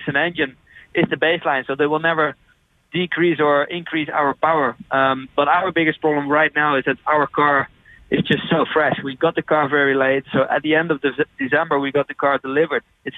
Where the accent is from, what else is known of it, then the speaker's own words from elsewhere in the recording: Netherlands; I'm from Holland